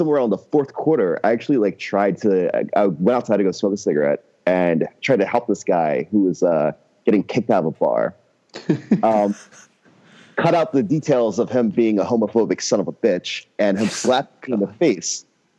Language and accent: English; Philadelphia, Pennsylvania, United States; as is your responsibility as a Philadelphian.